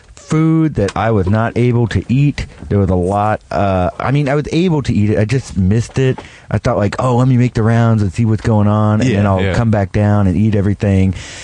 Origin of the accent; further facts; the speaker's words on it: Houston, Texas, United States; I was from Houston